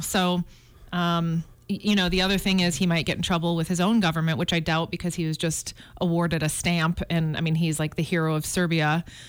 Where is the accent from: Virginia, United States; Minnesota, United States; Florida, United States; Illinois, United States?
Illinois, United States; Chicago; also born or lived in Flagstaff, Arizona; now in Montana, United States; I grew up in Chicago